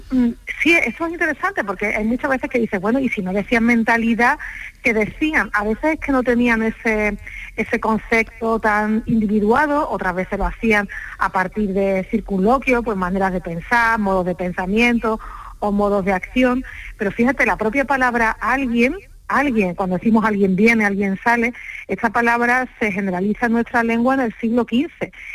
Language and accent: Spanish; Andalusia, Spain; accent: Andalusian; soy andaluza, como es evidente por mi, por mi acento